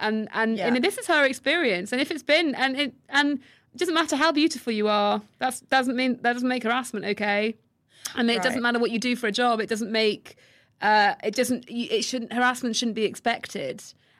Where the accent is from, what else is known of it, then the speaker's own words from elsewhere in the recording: United States; We're American.